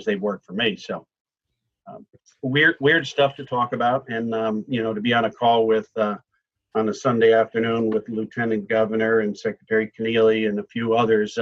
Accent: Connecticut, United States; also born or lived in Florida; now in Massachusetts, United States; I grew up in Connecticut, but I'm almost embarrassed to say I lived in Florida and built there for 25 years.

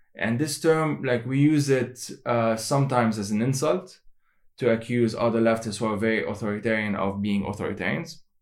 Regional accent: Lebanon; I am from Lebanon

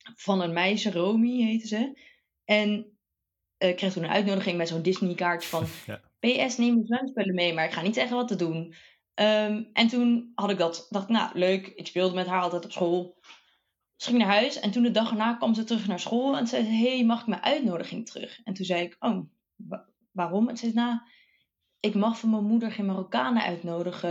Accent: Bergen op Zoom, North Brabant, Netherlands; moved away as an adult; also born or lived in Delft / Eindhoven; opgegroeid in Brabant, Berg op Zoom

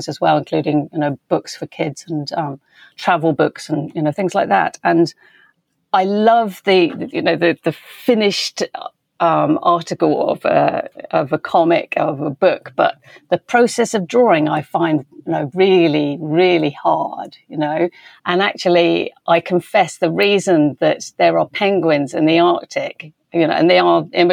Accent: West Country, South West England, United Kingdom; moved away; I grew up in the West Country

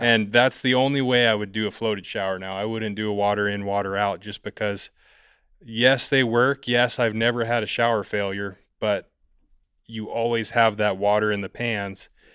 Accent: San Diego, California, United States; I'm from San Diego, California

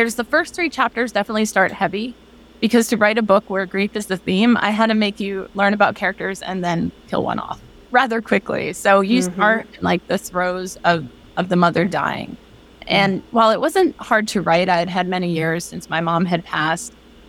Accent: Chicago, Illinois, United States; born there; also born or lived in Philadelphia / Boston / North Carolina; I was born in Chicago, lived in Philly, lived in Boston, lived in North Carolina. And then a year ago, I moved outside Seattle, Washington.

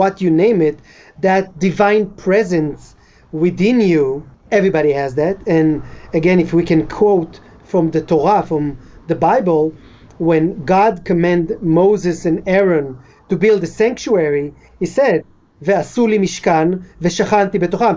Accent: Israel; I'm Israeli, but European Jews that came were considered more. So growing up as a Moroccan was kind of underdog in a way

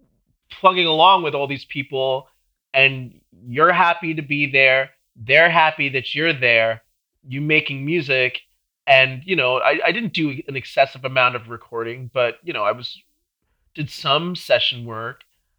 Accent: Long Island, New York, United States; also born or lived in Brooklyn / Manhattan; I'm from New York. I'm from, I was born in Brooklyn. Okay. And then shortly after that, when I was like five, I moved out to Long Island.

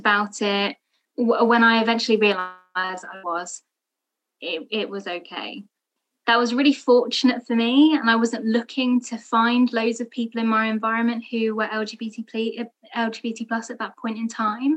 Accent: London, United Kingdom; I am also a British Bangladeshi from London and from a Muslim family

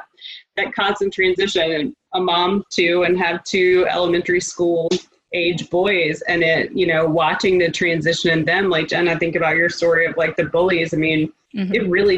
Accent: Virginia Beach, Virginia, United States; now in West Coast, United States; I'm from the East Coast. I'm from Virginia Beach. And so mm-hmm. my whole family's there. We're on the West Coast.

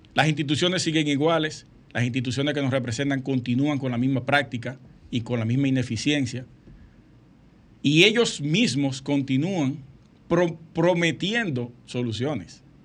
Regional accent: Sosúa, Puerto Plata, Dominican Republic; Sosúa, mi pueblo natal

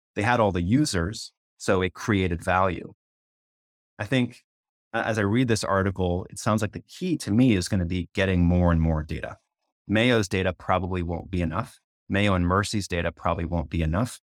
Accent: Canada; moved away as an adult; now in United States; I'm from Canada, I haven't been there in thirty years.

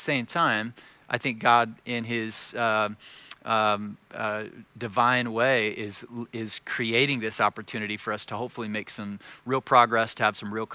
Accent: Joplin, Missouri, United States; I grew up in this town in Southwest Missouri

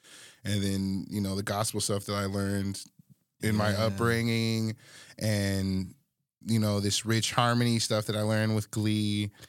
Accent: Alaska, United States; And I'm coming from Alaska, like, what the hell?

